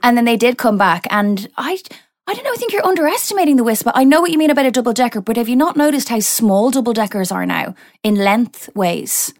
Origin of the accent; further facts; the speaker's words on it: Ireland; I'm not English. I'm Irish